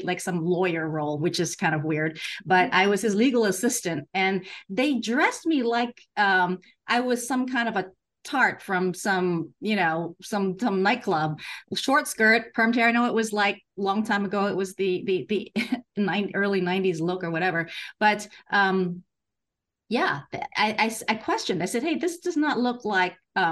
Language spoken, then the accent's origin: English; San Francisco, California, United States; moved away as an adult; also born or lived in Hong Kong; now in Hawaii, United States; I grew up in San Francisco